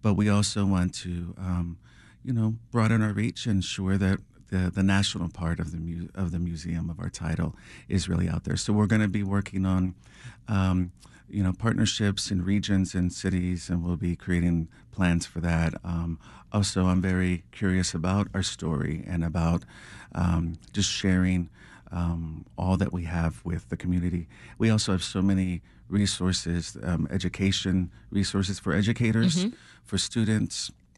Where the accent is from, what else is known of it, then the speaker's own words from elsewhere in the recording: Texas, United States; growing up in South Texas, I grew up in a small town, and we weren't really surrounded by a lot of art